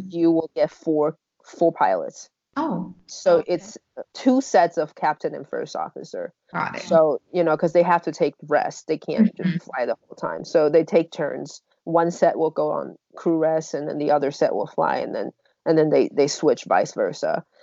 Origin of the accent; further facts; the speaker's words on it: Taiwan; moved away; I'm from Taiwan